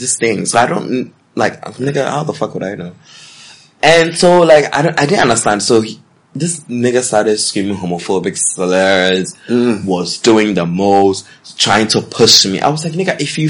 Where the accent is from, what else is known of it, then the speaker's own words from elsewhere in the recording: New York, United States; I'm from New York, because that's where I'm from